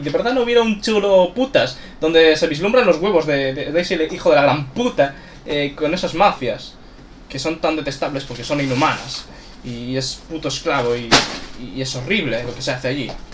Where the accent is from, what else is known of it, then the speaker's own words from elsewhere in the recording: Galicia, Spain; Soy gallego